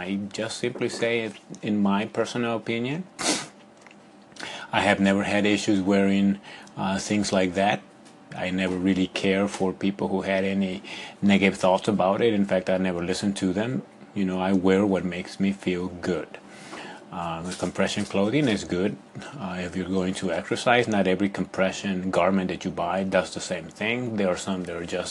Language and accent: English; Ecuador; moved away; when I was living in Ecuador